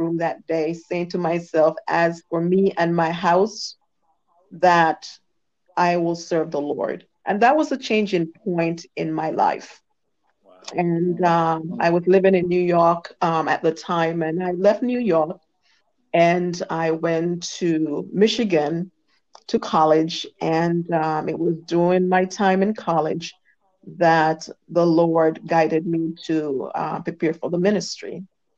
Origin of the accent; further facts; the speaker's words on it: Jamaica; I was born in Jamaica, West Indies